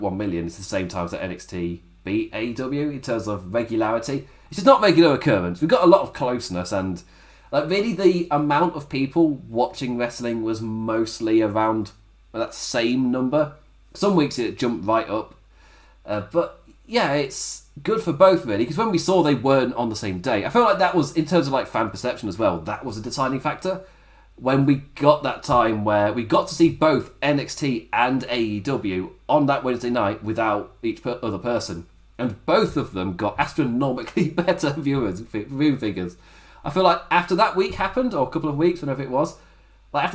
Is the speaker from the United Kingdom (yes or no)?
yes; England, United Kingdom; I'm English as well